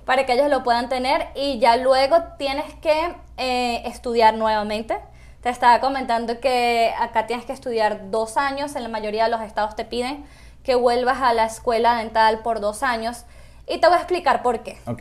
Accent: Caracas, Capital District, Venezuela; moved away as an adult; now in Utah, United States; yo soy de Caracas, Venezuela

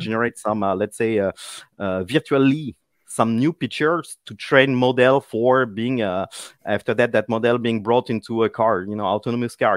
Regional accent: Paris, Île-de-France, France; English is a second language; people will notice my accent, uh, well, I'm from Paris

